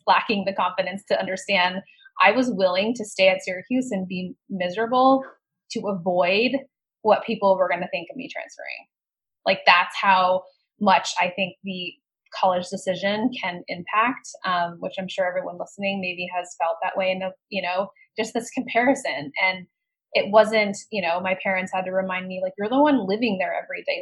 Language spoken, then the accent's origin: English; Colorado, United States; I grew up in Colorado